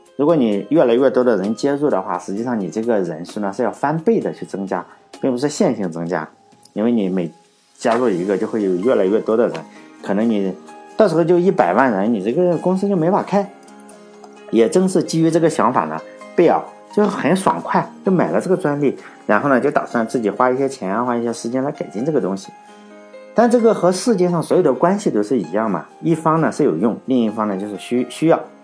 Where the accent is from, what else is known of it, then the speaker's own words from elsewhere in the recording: Laiwu, Shandong, China; 像我老家是莱芜